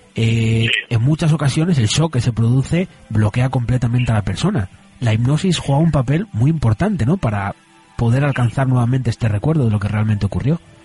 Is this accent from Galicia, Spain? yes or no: no; Asturias, Spain